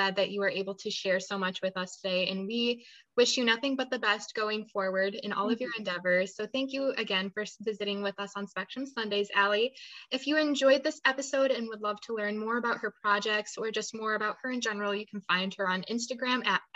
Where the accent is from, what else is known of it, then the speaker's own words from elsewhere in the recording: New York, United States; as a New Yorker